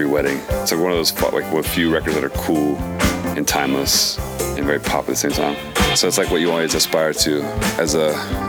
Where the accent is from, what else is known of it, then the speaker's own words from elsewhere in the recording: Florida, United States; also born or lived in Philadelphia, Pennsylvania; now in Los Angeles, United States; Yeah, I grew up in Florida and then Philly for, like, mostly the last 10 years, and I moved to LA.